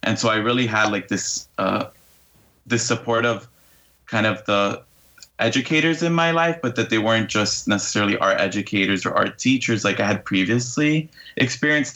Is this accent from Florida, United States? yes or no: yes; Hialeah, Florida, United States; I've been born and raised in Hialeah, Florida